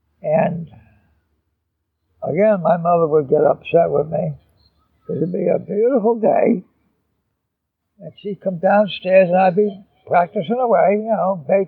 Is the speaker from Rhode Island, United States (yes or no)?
yes; East Providence, Rhode Island, United States; In East Providence. And my mother played piano.